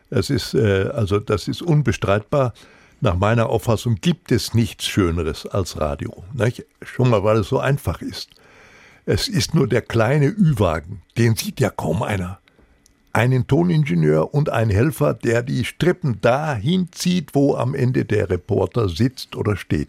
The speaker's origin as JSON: {"language": "German", "town": "Recklinghausen", "region": "North Rhine-Westphalia", "country": "Germany", "tie": "born or raised there", "said": "Ich hatte immer noch ein Postfach bei der Hauptpost in Recklinghausen. Das war meine Geburtsstadt, wo ich auch äh, aufs Gymnasium ging"}